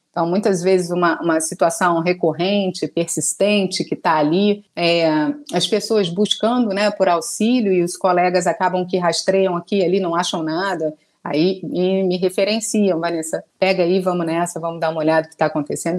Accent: Rio de Janeiro, Brazil; sou carioca

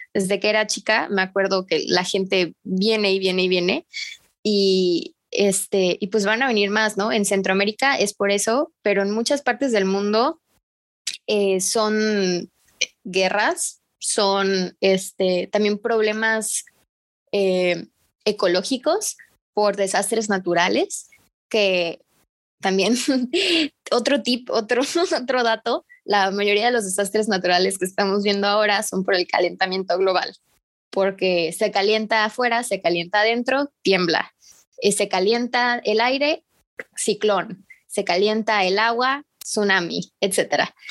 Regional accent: Tapachula, Chiapas, Mexico; Yo soy de Tapachula, Chiapas. Este, aquí es la frontera

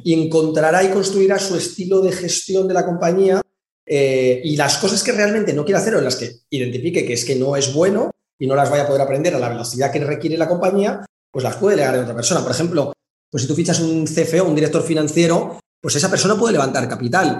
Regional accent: Madrid, Community of Madrid, Spain; moved away as an adult; also born or lived in China; now in Valencia, Spain; Me vine a vivir a Valencia, eh, porque yo soy de Madrid

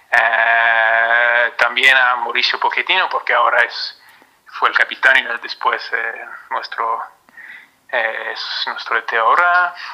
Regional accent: Paris, Île-de-France, France; Spanish is a second language; Bueno, la ciudad es, bueno, soy parisino, nací en París, hincha del PSG, todo, así que no te voy a dar no te voy

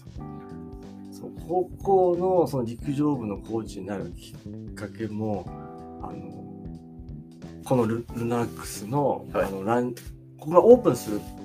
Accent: Chiba, Japan; 僕千葉だったんで

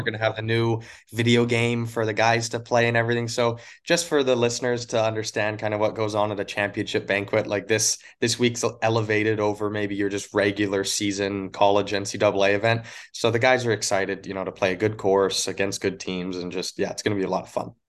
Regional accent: Crossfield, Alberta, Canada; born or raised there; moved away as an adult; also born or lived in Yellowknife, Northwest Territories; now in Los Angeles, United States

